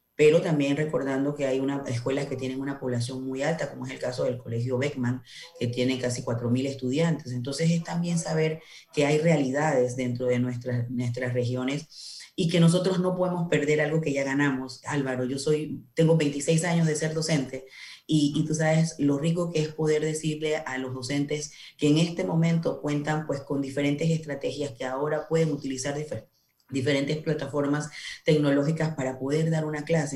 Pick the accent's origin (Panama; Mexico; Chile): Panama; Panamá Oeste; yo soy del área de Panamá Oeste